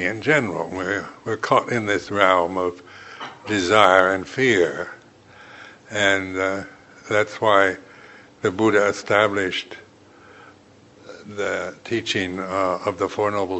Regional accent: United States; being American

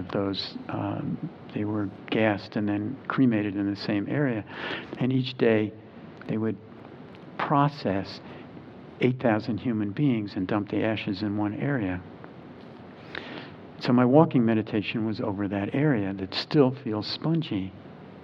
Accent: New Jersey, United States; now in Charlottesville, United States; I grew up in New Jersey

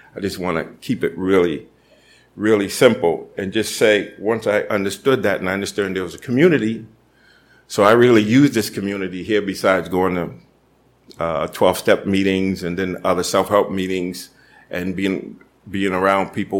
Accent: Boston, Massachusetts, United States; growing up in Boston and tough neighborhood

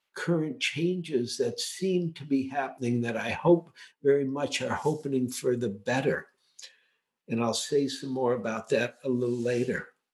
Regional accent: United States; growing up in America

